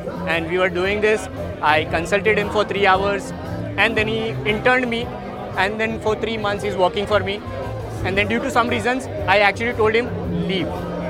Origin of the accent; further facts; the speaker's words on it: Ahmedabad, Gujarat, India; also born or lived in Mumbai; I'm from Ahmedabad, but I keep rotating in Mumbai